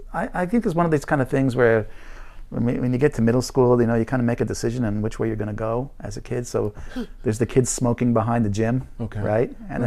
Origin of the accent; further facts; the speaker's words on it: New York City, New York, United States; moved away as an adult; also born or lived in Italy; now in Japan; I was born in New York City. Okay. Yeah. Where? Bronx.